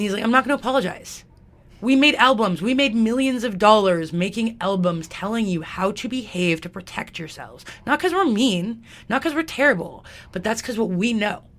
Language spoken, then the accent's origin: English; Alberta, Canada; also born or lived in Calgary; I grew up in White Rail, Alberta, which is like the Texas of Alberta.